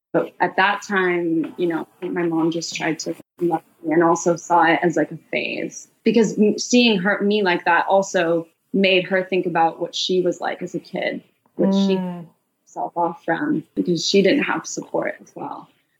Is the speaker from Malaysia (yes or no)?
yes; Malaysia; growing up in Malaysia, we used to have maids, which is very normal in Malaysia as expat children.